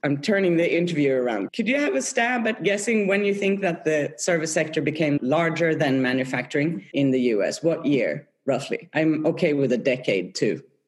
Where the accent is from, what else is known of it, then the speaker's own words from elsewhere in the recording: Norrköping, Östergötland, Sweden; moved away as an adult; now in Geneva, Switzerland; I grew up in Sweden in, in a town called Norrköping, south of Stockholm.